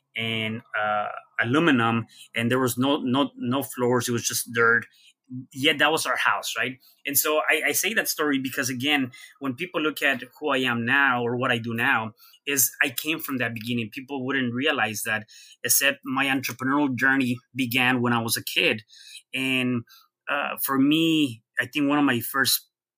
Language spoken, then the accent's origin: English; Mexico City, Mexico; now in United States; I was born in Mexico City, to just one parent, which is my mom